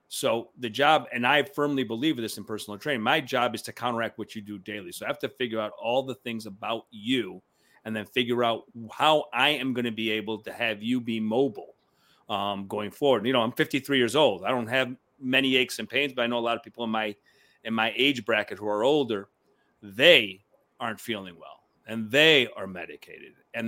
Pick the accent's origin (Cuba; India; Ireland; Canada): Cuba; now in New York City, United States; Syracuse took us in when we came from Cuba.